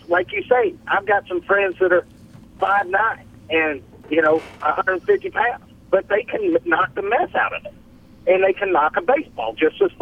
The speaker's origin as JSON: {"language": "English", "town": "Columbus", "region": "Georgia", "country": "United States", "tie": "born or raised there", "said": "I graduated from Spencer High School in Columbus, Georgia"}